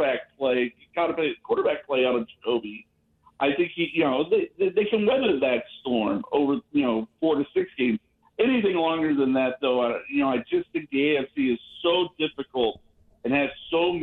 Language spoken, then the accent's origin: English; Ohio, United States; moved away; also born or lived in Kentucky; I'm actually from Ohio, but I'm a UK alumnus